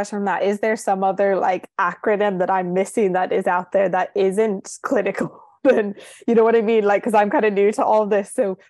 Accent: United States; now in Ireland; I'm actually in Ireland. I'm American

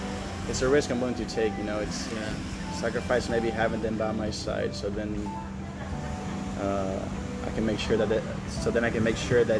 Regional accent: Chile; also born or lived in United States; now in Bali, Indonesia; I grew up in Chile, and for me, living here in Bali

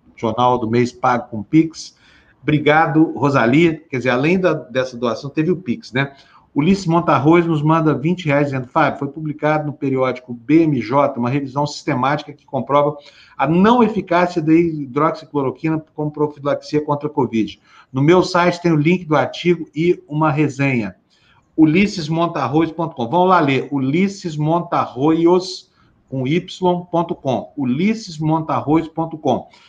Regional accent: Brazil

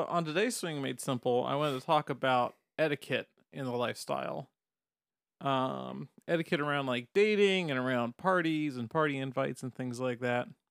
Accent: the South, United States; I grew up in the South

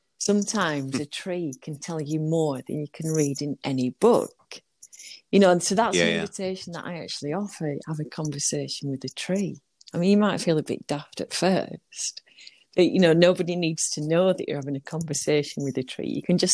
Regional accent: Burnley, North West England, United Kingdom; I'm originally from Burnley.

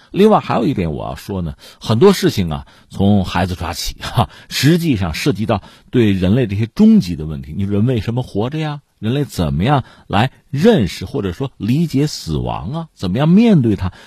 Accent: China; 我们中国人

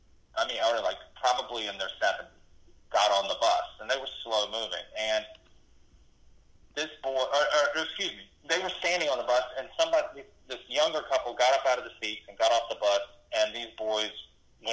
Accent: Eastern North Carolina, United States; I was just raised, you know, I'm from Eastern North Carolina, so I was raised to behave a certain

